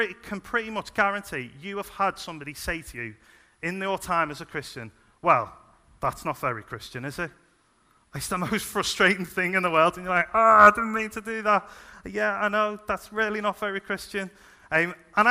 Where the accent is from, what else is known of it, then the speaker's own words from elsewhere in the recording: Liverpool, North West England, United Kingdom; moved away; I'm originally from Liverpool, as you can probably tell.